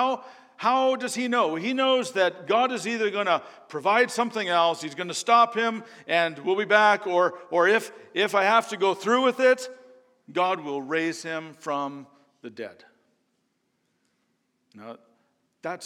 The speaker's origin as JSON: {"language": "English", "country": "Canada", "moved": "yes", "said": "I'm from Canada"}